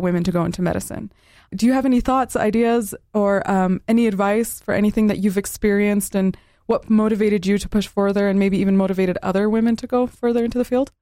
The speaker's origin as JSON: {"language": "English", "region": "Southern Utah", "country": "United States", "tie": "born or raised there", "said": "growing up in Southern Utah"}